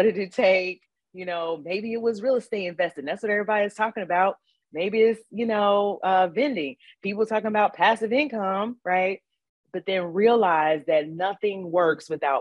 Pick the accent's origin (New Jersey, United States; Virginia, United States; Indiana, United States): Indiana, United States; Gary; moved away; I'm from Gary, Indiana originally